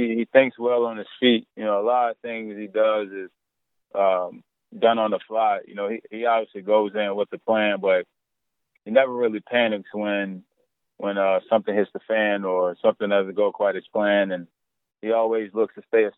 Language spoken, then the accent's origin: English; Kelford, North Carolina, United States; I grew up in Kelford, North Carolina